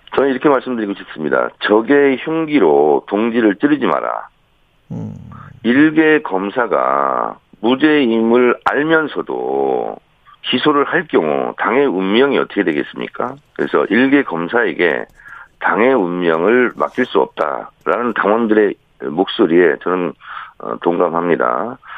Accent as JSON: {"language": "Korean", "region": "South Chungcheong", "country": "South Korea", "tie": "born or raised there", "said": "저는 충남형입니다"}